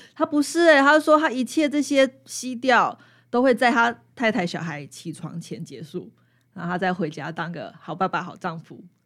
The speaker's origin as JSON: {"language": "Chinese", "region": "Taipei", "country": "Taiwan", "tie": "born or raised there", "moved": "yes", "lives_now": "Hualien, Taiwan", "said": "因为我是台北人，那我从小就是喝惯，嗯，就是自来水烧开"}